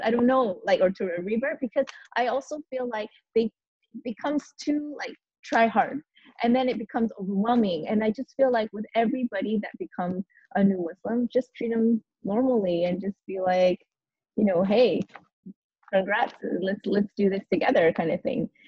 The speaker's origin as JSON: {"language": "English", "country": "United States", "moved": "yes", "said": "I'm an American"}